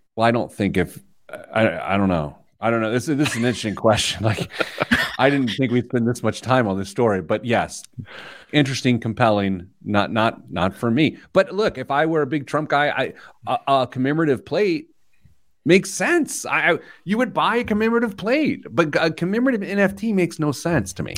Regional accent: Midwest, United States; I'm from the Midwest

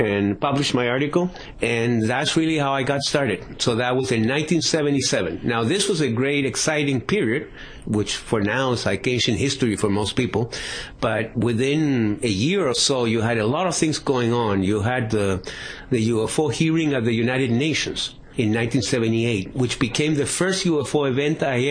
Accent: Chile; moved away as an adult; also born or lived in New York, United States / Northern Virginia, United States; now in Phoenix area, United States; I originally come from Chile, and I came to this country in 1975. Actually, I was born in New York because my dad used to work at the UN.

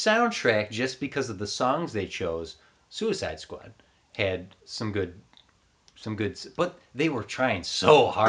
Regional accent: Canoga Park, California, United States; There's Angus has made that kids from Canoga. It's from my hometown.

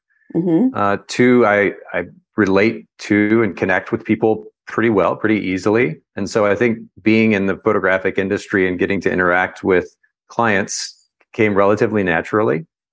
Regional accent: Japan; My parents were Baptist missionaries. They were with a Baptist mission organization, and I grew up in Japan. We were there for about 10 years.

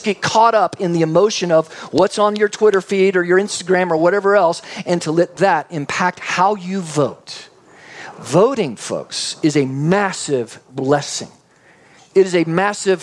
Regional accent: Texas, United States; also born or lived in Canada; then brought back Texas

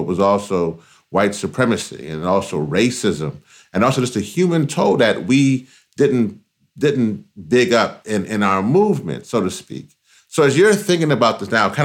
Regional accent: Louisiana, United States; I am originally from Louisiana

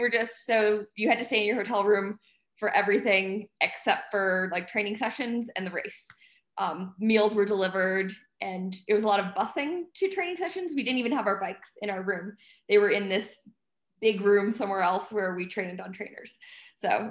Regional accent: United States; I'm soft American

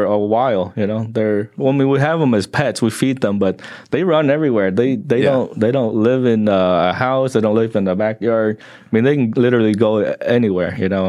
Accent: Oklahoma, United States; also born or lived in Vietnam; the way I grew up in Oklahoma

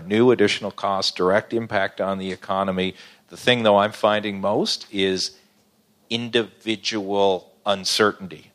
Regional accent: Newfoundland and Labrador, Canada; I'm from Newfoundland

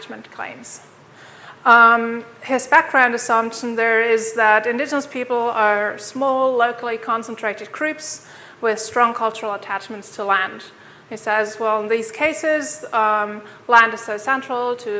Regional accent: Germany; now in Tromsø, Norway; I'm originally from Germany

